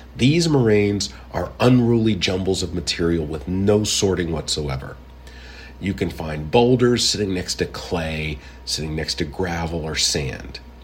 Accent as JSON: {"language": "English", "town": "Pittsburgh", "region": "Pennsylvania", "country": "United States", "tie": "born or raised there", "said": "growing up in the Pittsburgh area with its steep valleys"}